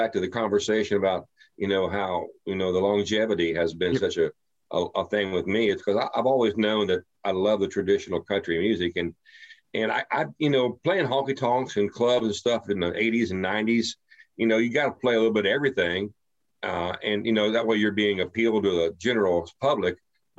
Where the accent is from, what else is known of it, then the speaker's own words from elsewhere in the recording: Ohio, United States; now in Texas, United States; when they find out I'm from Southwestern Ohio and I'm down in Texas, like, man, you sound like one of us. How can you be from Ohio?